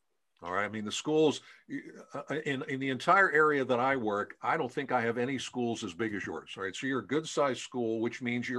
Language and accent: English; Pennsylvania, United States; I'm from Pennsylvania